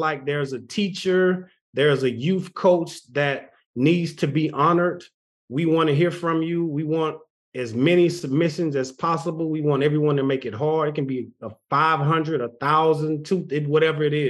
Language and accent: English; Texas, United States; I'm from Texas. I live in Texas